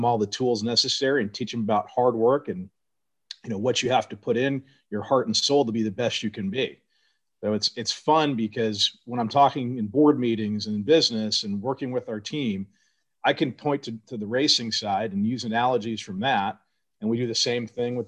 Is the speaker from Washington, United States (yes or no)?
no; Arcadia, California, United States; Pomona was just about 20 minutes away from where I grew up in Arcadia